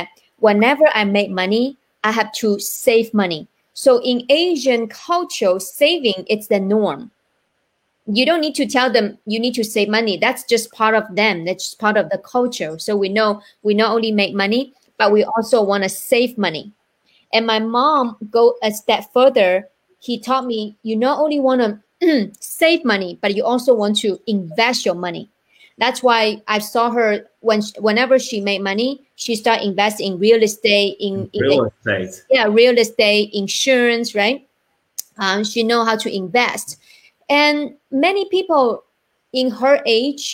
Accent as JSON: {"language": "English", "country": "China", "tie": "born or raised there", "moved": "yes", "lives_now": "United States", "said": "I am from China"}